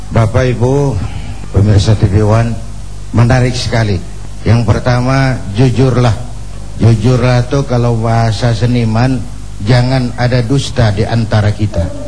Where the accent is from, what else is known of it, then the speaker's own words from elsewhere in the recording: Jakarta, Indonesia; pakai bahasa Ciganjur